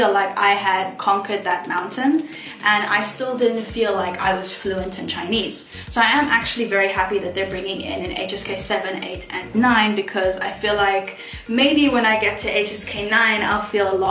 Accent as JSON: {"language": "English", "country": "South Africa", "moved": "as an adult", "lives_now": "Shenzhen, China", "said": "I then flew back to my home country of South Africa"}